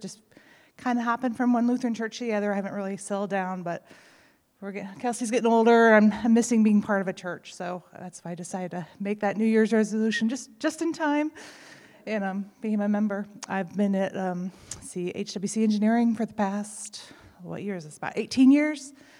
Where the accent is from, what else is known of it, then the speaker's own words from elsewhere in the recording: Fort Wayne, Indiana, United States; now in Zionsville, United States; I'm originally from Fort Wayne, from St. Mark's Lutheran Church up there. We've been in Zionsville down here for quite a few years, just kind of hopping from one Lutheran church to the other.